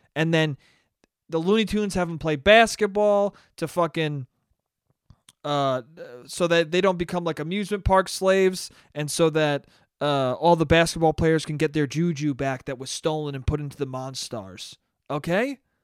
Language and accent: English; Westchester, New York, United States; my hometown is, is a racist place. Westchester is a racist place